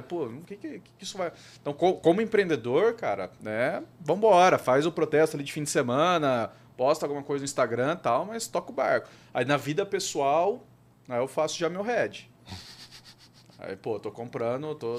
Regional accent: Brazil; como, como brasileiro

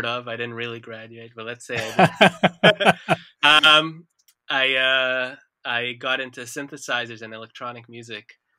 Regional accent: Israel; I was born in Israel and I grew up in Israel

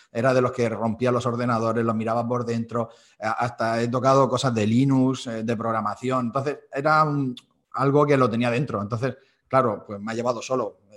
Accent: Almoradí, Valencian Community, Spain; soy profesor de flauta a día de hoy en el conservatorio de mi pueblo.

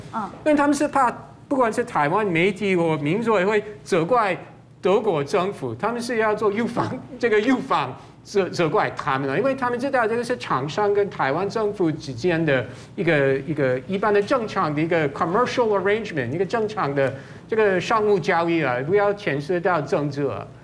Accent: United States; now in Taiwan; 我身为美国人

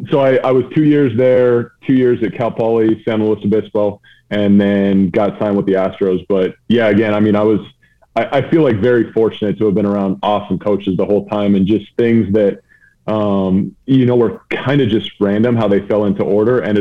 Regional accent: Vancouver, British Columbia, Canada; Uh, West Coast, Vancouver, just outside Vancouver, BC.

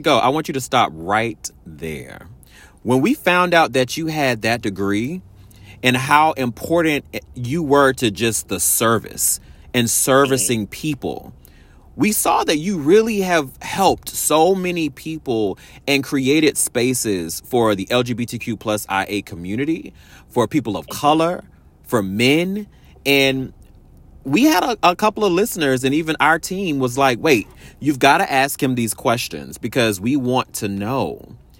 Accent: Washington, District of Columbia, United States; moved away; my hometown, my folks out in Washington D.C.

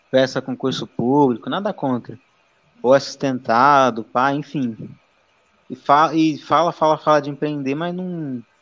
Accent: Campinas, São Paulo, Brazil; como sabe que sou de Campinas, porra?

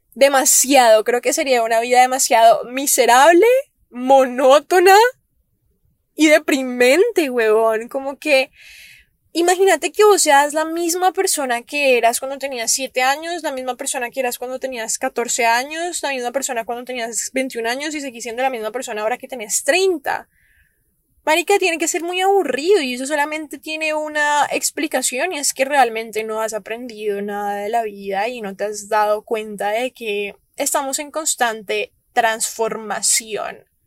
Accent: Cali, Valle del Cauca, Colombia; moved away; la ciudad en donde yo nací, donde yo solía vivir antes de venirme para acá, que es Cali, Colombia.

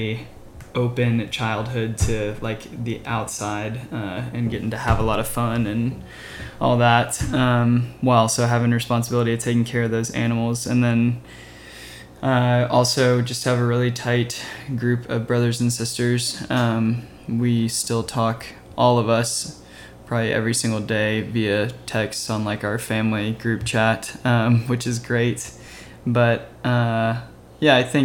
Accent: Louisville, Kentucky, United States; moved away as an adult; now in Nashville, United States; I grew up in Louisville as well and met him in high school

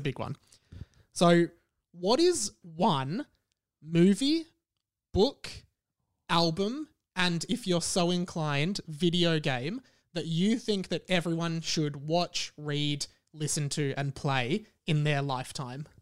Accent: Melbourne, Victoria, Australia; I grew up in Kew.

